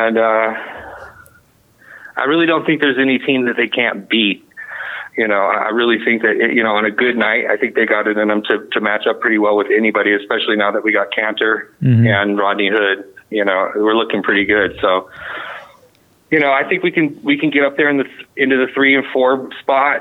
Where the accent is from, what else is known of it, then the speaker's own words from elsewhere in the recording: Westland, Oregon, United States; I grew up in Westland, not up on the hill in Westland